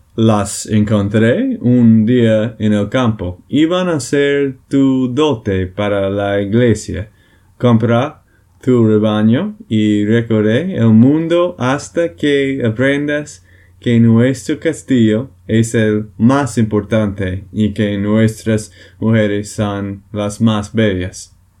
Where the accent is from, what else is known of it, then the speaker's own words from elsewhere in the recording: Texas, United States; de Texas, Estados Unidos.